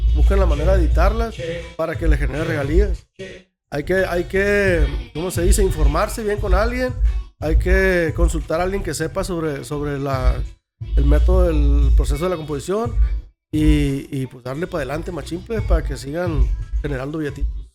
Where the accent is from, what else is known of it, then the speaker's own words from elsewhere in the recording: Guasave, Sinaloa, Mexico; soy yo de Guasave